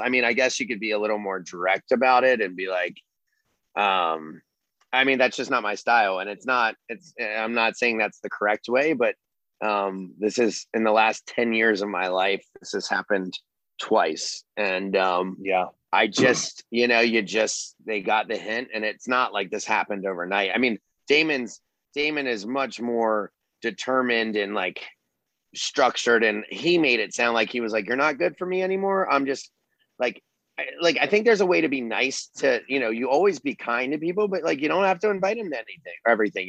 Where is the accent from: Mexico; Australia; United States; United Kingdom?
United States; Charleston, South Carolina; you could tell I was from Charleston